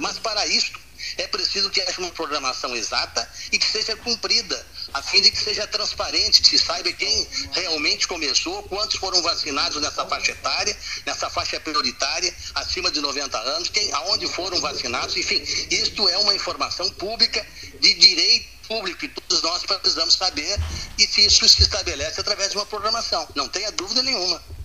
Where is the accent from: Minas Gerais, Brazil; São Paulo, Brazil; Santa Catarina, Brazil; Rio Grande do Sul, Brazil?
Rio Grande do Sul, Brazil; Pelotas; also born or lived in Rio de Janeiro; eu sou natural do Rio de Janeiro, mas me criei aqui em Pelotas, meu pai era pelotense, voltei para o Rio e voltei de novo para Pelotas